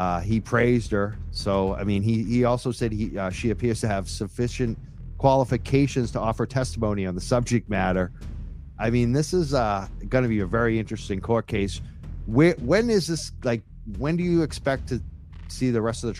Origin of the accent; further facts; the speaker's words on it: Newbury, Massachusetts, United States; I grew up in Byfield, Newbury, Mass.